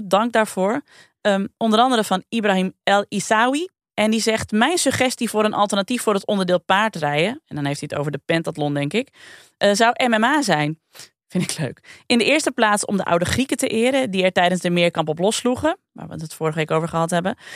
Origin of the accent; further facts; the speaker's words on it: Sneek, Friesland, Netherlands; Ik kom natuurlijk uit Sneek, dus dit was ook een beetje